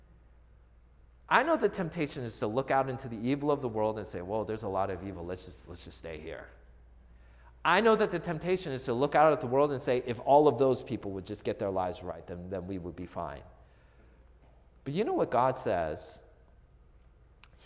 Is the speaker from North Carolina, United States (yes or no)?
no; Seattle, Washington, United States; I'm from the Seattle area